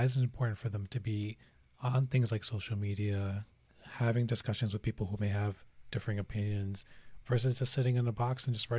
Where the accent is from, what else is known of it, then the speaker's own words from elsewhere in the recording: Pakistan; we're both Pakistani Muslims.